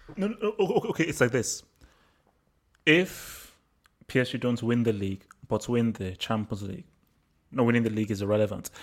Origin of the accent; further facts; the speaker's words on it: Nigeria; moved away; also born or lived in England; I grew up in Nigeria